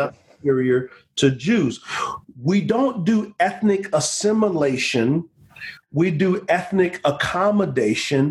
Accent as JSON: {"language": "English", "country": "United States", "said": "I'm so thankful that I am an American citizen"}